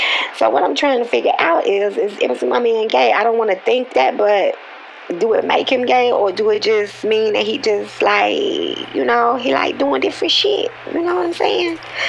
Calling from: Texas, United States; I'm calling from Texas, and I'm listening to In My Head

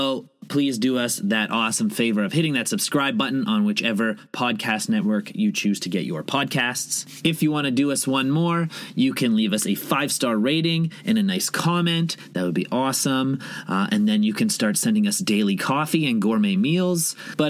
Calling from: Toronto, Ontario, Canada; I'm calling from Toronto

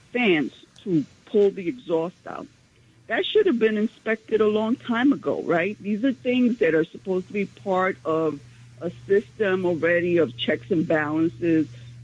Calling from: New York, United States; from Central Harlem.

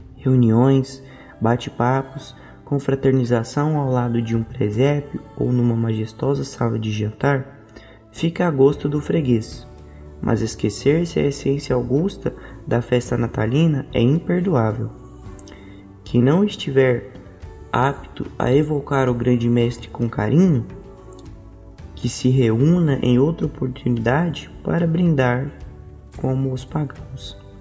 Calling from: Goiânia, Goiás, Brazil; eu falo de Goiânia

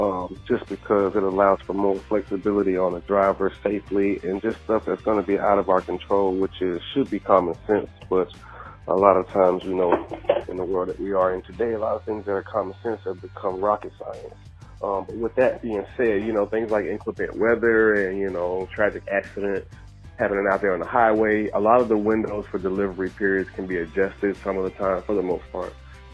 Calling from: Port St. Lucie, Florida, United States; I'm calling from Port St. Lucie, Florida.

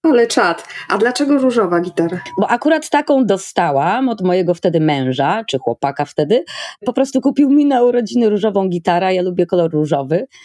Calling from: Berlin, Germany; E, u mnie w Berlinie jest trochę chłodniej, właśnie patrzę na termometr, jest około 20 stopni

